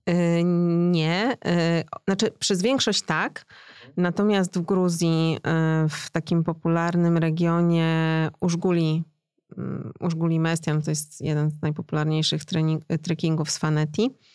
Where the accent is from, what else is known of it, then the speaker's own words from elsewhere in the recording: Poland; mówię po rosyjsku, ale jestem z Polski